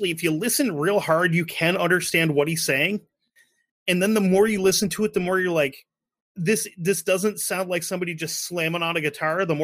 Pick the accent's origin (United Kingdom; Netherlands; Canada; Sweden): Sweden; English is a second language; being a Swede, I think being Swedish and being Canadian is kind of the same thing